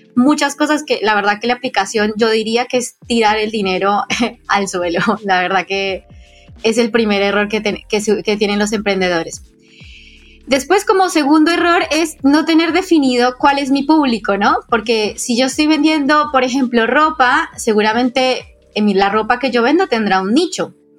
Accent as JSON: {"language": "Spanish", "country": "Colombia", "moved": "yes", "lives_now": "Argentina", "said": "yo estoy soy colombiana, pero vivo en Argentina"}